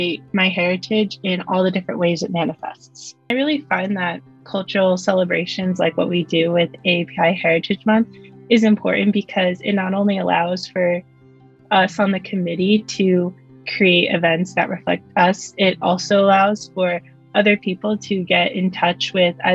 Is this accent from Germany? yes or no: no; New Jersey, United States; also born or lived in Kazakhstan; I grew up in New Jersey